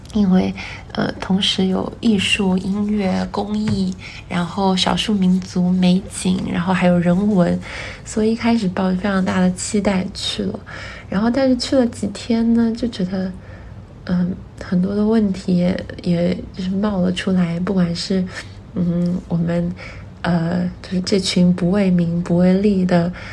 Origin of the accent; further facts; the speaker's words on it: Wuhan, Hubei, China; 我从小在武汉长大，然后小的时候，呃，其实我住武昌